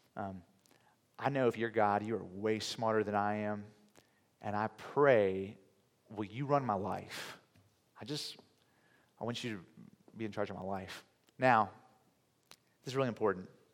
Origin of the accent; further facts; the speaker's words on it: Virginia Beach, Virginia, United States; also born or lived in Oxford, England; I was raised in Virginia, so so many of you know I grew up in a city called Virginia Beach